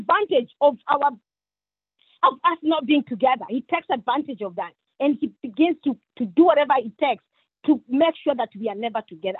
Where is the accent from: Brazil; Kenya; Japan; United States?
Kenya; moved away; I come from Kenya